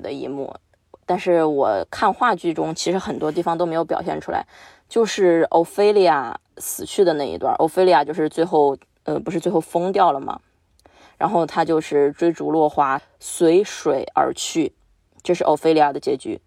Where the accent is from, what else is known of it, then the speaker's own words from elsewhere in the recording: Chongqing, China; 就以我们俩 来的地方来说，重庆